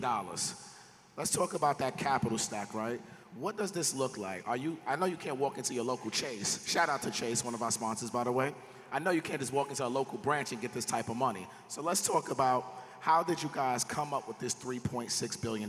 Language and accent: English; New York City, New York, United States; I'm from New York